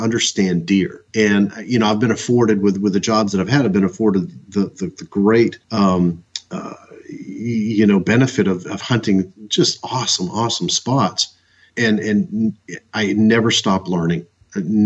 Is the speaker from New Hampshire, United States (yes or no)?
yes; New Hampshire, United States; moved away as an adult; also born or lived in Kansas; growing up in New Hampshire, and where the deer densities are low